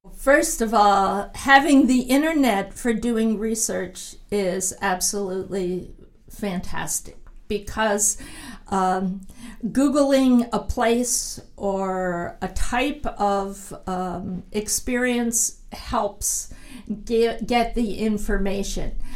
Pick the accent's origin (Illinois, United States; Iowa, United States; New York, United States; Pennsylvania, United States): Pennsylvania, United States; I grew up camping in the Pennsylvania woods